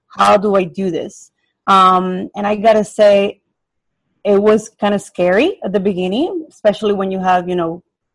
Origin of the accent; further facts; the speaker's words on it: Puerto Rico; moved away as an adult; now in Colorado, United States; I'm from Puerto Rico. I moved here to the United States, to Colorado, located here in northern Colorado